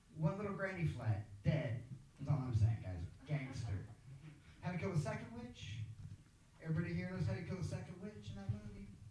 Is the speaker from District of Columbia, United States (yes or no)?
no; Kansas, United States; moved away as an adult; now in San Diego, United States; I am from Kansas. It took me 25 years to figure out how to get out of Kansas.